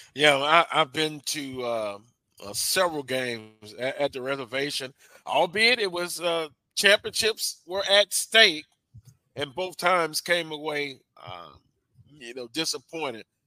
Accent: Louisiana, United States; I'm a native of Louisiana

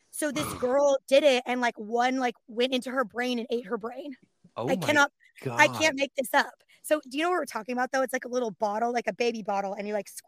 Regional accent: California, United States; I'm from the Bay, born and raised.

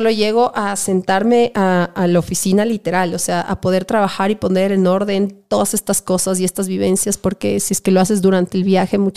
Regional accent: Ecuador; Sobre todo como ecuatoriana

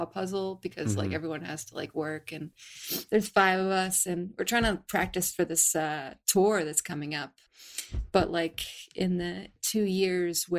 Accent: Cape Cod, Massachusetts, United States; also born or lived in Ridgewood, Queens, New York City; now in Livingston Manor, United States; I'm not from the city. I'm actually from Cape Cod, Massachusetts

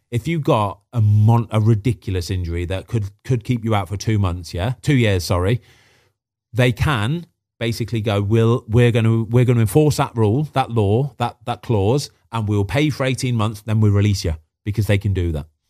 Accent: Midlands, United Kingdom; moved away; I'm from the Midlands

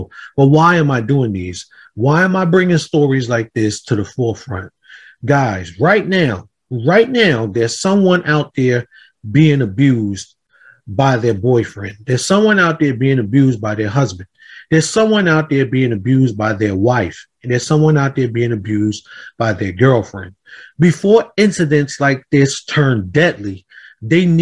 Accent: Jersey City, New Jersey, United States; I'm from Jersey City, by the way. I come from Jersey City, New Jersey

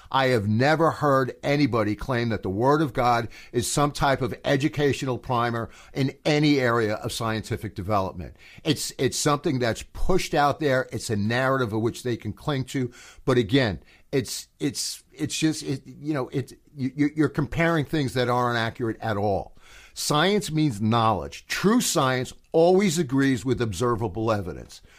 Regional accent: United States; I am an American

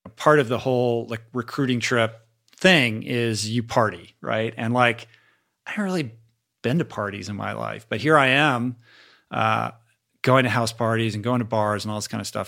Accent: Washington, United States; moved away as an adult; also born or lived in Stanford, California; growing up in Washington

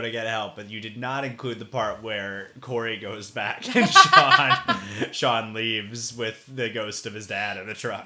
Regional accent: Farragut, Tennessee, United States; growing up in Farragut mm, suburb of Knoxville, yep. Tennessee

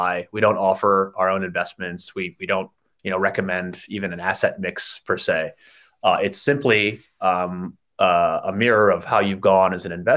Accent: United States; moved away as an adult; also born or lived in Chicago; now in Sydney, Australia; as you can tell from my accent, I'm from the States

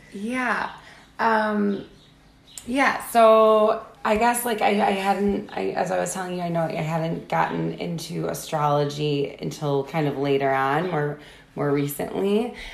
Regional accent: Wisconsin, United States; 70 something Irish and the rest German. Pretty basic Wisconsin. You know, you see that a lot in Wisconsin

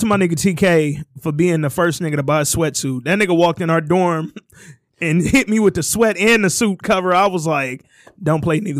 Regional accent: Hooper City, Alabama, United States; I'm from Hooper City, Alabama, so why you bamming?

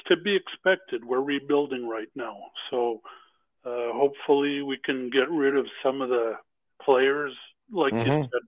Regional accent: Montreal, Quebec, Canada; now in Arizona, United States

